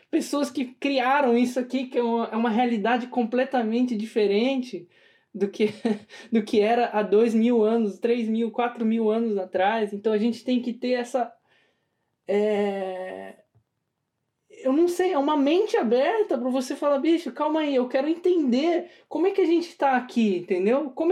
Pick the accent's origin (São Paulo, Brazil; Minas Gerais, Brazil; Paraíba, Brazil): São Paulo, Brazil; eu, por exemplo, nasci em São Paulo, né, capital.